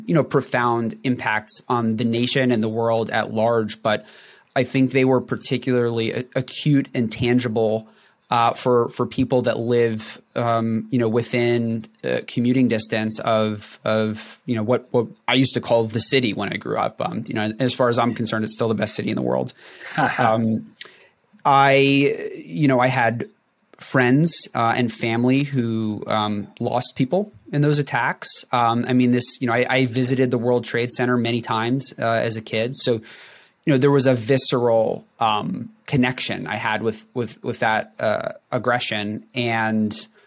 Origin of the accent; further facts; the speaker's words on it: North Central New Jersey, United States; I grew up in North Central New Jersey